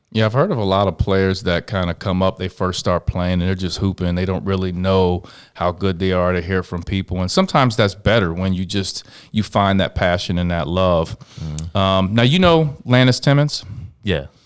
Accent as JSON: {"language": "English", "town": "Cincinnati", "region": "Ohio", "country": "United States", "tie": "born or raised there", "said": "I grew up in Lower Price Hill slash uh, slash downtown area."}